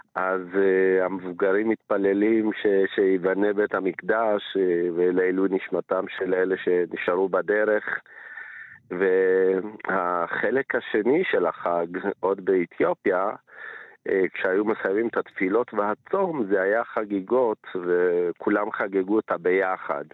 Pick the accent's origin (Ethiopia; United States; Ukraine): Ethiopia; village near Mount Ambover, Amhara; now in Israel; אני עוד כילד הייתי, התגוררתי בכפר מצ'ה למרגלות הר אמבובר